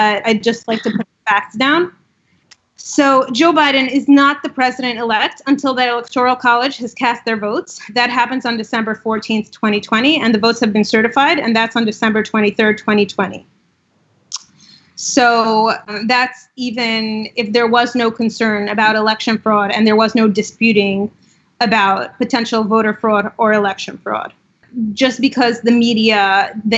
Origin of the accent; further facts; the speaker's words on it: Russia; also born or lived in Israel; now in United States; I grew up in Russia